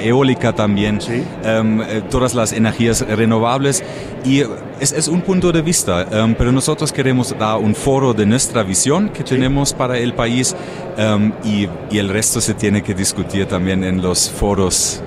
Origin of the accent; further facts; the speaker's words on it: near Frankfurt, Hesse, Germany; Spanish is a second language; now in Mexico; cerca de Frankfurt, nacido